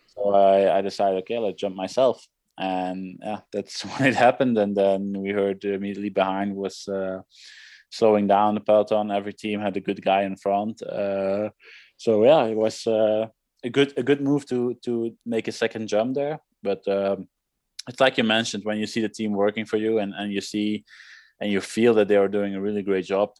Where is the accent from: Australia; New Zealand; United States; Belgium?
Belgium; Leuven, Flanders; 150 meters from where I grew up, uh, from my parents' wow. house